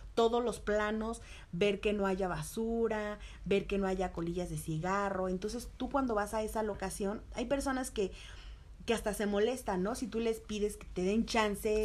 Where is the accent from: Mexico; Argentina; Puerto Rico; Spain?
Mexico; Mexico City; nací aquí, soy chilanga, 100%, mexicana de corazón